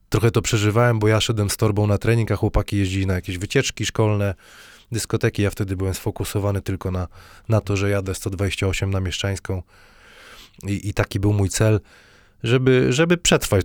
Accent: Wrocław, Lower Silesian Voivodeship, Poland

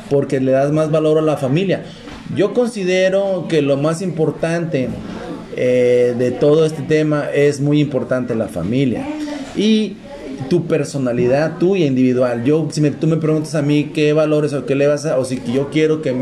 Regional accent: Mexico; now in United States; Pues es que yo soy mexicano.

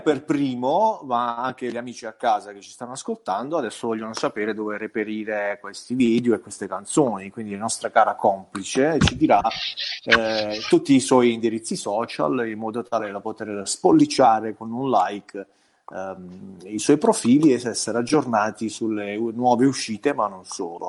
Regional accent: province of Bari, Apulia, Italy; qui al sud

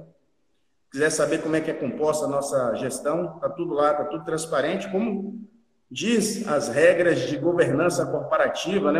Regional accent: Teixeira de Freitas, Bahia, Brazil; now in Porto Seguro, Brazil; Joguei por Teixeira de Freitas, que é minha cidade natal, a cidade no extremo sul da Bahia

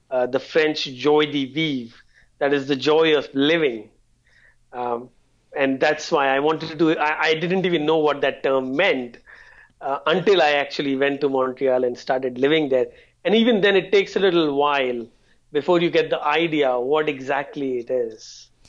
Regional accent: India; now in Canada; No, I'm actually originally from India, but uh, I've lived in a lot of cities probably around 15 or so.

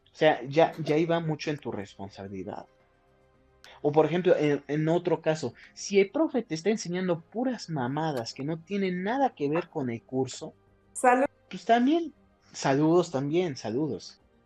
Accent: Huauchinango, Puebla, Mexico; moved away as an adult; now in Cuautlancingo, Mexico; Yo soy de Huachinango, de la Sierra Norte de Puebla, pero estoy viviendo en la capital

